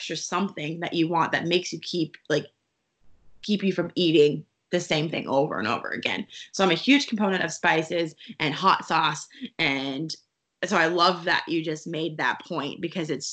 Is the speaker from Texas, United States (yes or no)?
yes; Texas, United States; I'm from Texas